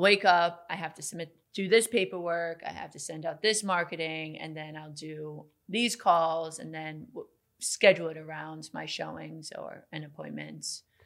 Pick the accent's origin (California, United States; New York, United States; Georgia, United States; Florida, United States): New York, United States; Glen Cove; I grew up in Glen Cove